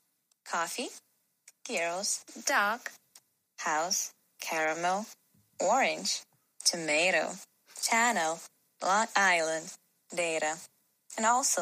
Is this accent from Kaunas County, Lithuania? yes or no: yes; Kaunas, Kaunas County, Lithuania; English is a second language; I'm from Kaunas, Lithuania. It is in Eastern Europe.